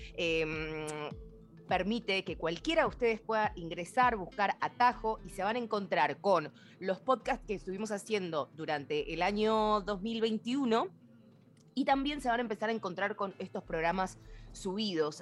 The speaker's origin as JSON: {"language": "Spanish", "region": "Mendoza", "country": "Argentina", "said": "como mendocina"}